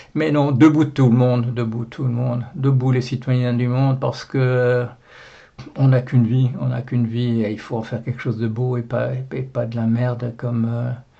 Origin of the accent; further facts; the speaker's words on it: Belgium; je suis, je suis, belge. Voilà, je suis belge